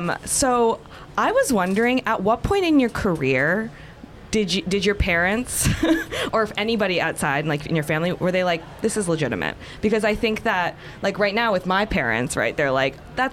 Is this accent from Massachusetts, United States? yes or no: no; Bay Area, California, United States; I'm from the Bay Area, so it's like, we didn't grow up with creative fields.